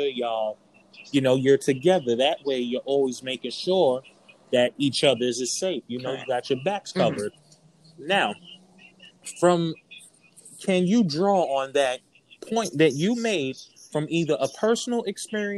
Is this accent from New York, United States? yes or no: yes; New York City, New York, United States; I'm from New York, okay. Brooklyn